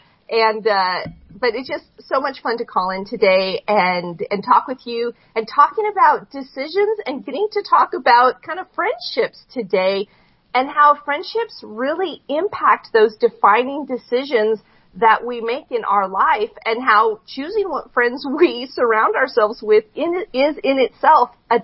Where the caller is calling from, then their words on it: Boise, Idaho, United States; I am calling in from Boise, Idaho, which is Idaho, not Iowa.